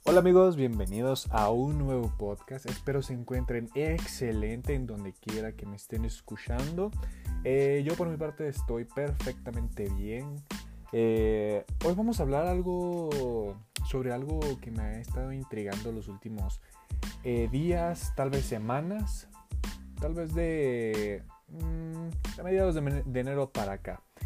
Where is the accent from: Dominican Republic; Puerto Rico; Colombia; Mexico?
Mexico; en mi país, que es México